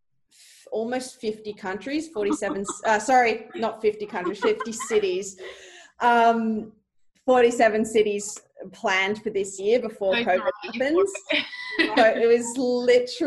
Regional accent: Sydney, New South Wales, Australia; also born or lived in Melbourne; I'm originally from Sydney

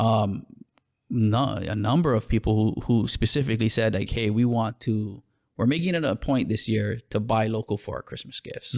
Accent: Hawaii, United States

